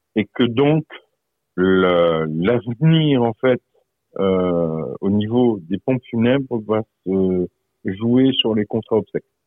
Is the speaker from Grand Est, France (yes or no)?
yes; Moselle, Grand Est, France; par chez nous en Moselle